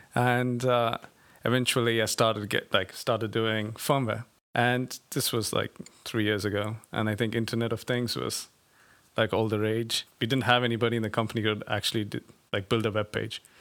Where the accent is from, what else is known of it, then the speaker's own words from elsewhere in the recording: Bangalore, Karnataka, India; I come from India, um, a city called Bangalore in the south of India.